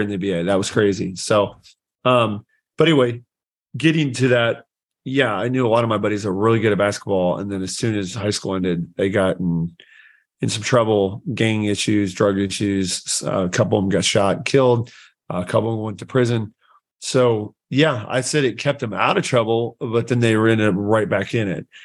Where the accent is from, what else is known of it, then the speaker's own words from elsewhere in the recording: Anderson, Indiana, United States; I grew up in Anderson, Indiana